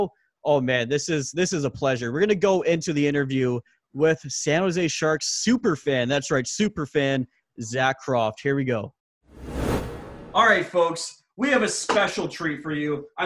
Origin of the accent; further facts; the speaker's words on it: Canada; also born or lived in Vancouver Island; We're both from Canada. I'm over here in Vancouver Island